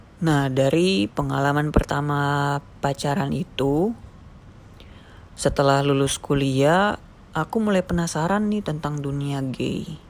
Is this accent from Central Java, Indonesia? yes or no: no; Papua, Indonesia; moved away as an adult; also born or lived in Jakarta; aku yang dari Papua